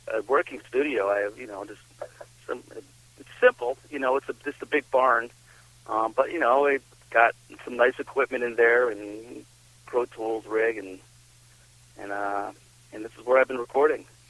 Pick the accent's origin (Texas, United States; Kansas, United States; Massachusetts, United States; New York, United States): Massachusetts, United States; south of Boston; moved away as an adult; now in Vermont, United States; I grew up down in Massachusetts, down in um south of Boston.